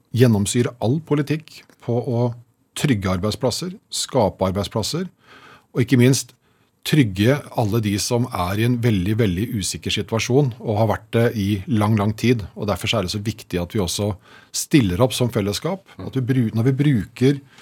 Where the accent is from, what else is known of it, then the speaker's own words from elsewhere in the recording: Slemmestad, Akershus, Norway; jeg er fra Slemmestad